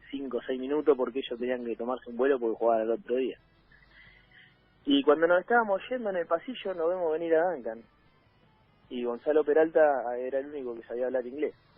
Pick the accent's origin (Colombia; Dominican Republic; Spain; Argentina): Argentina; Trelew, Chubut; moved away; yo soy de tres de Chubut. Le digo pueblo porque cuando iba a mi ciudad